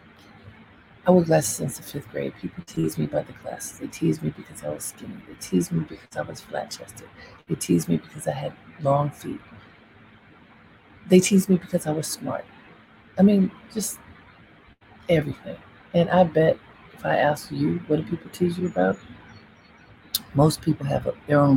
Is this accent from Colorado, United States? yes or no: no; Baltimore, Maryland, United States; I grew up in Baltimore, and I loved being in Baltimore as a child